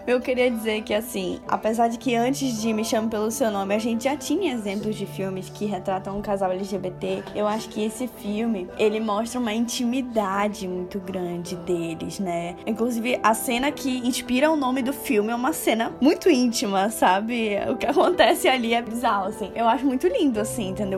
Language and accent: Portuguese; Brazil; nós, como brasileiros que crescemos assistindo novelas